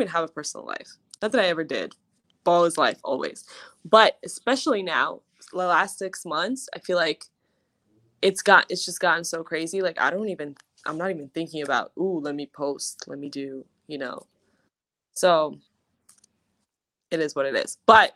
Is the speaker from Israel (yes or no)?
yes; Israel; born or raised there; now in Los Angeles, United States